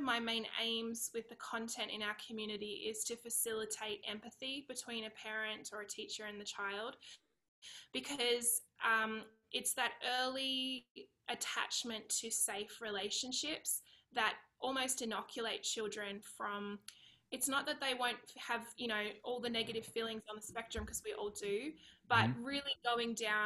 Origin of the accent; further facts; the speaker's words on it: Australia; accent: Aussie; moved away as an adult; now in California, United States; I'm Australian. I live in California. Now, we've been here for about 3 years